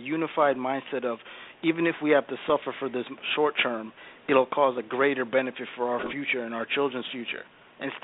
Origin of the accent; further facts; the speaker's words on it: Ethiopia; now in United States; I'm an African by descent. I'm naturally from Ethiopia